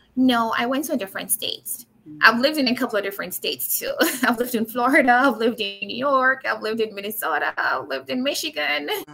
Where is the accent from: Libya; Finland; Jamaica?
Jamaica; Manchester; moved away; I was born and raised in Manchester, Jamaica